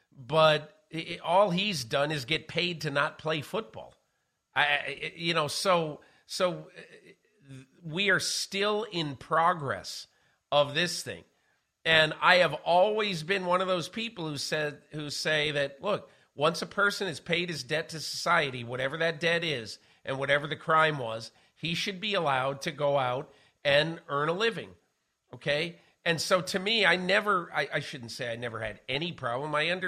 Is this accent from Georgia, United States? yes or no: yes; Georgia, United States; my hero as a kid when I was growing up outside of Atlanta, you know, watching football and wanting to be like this guy.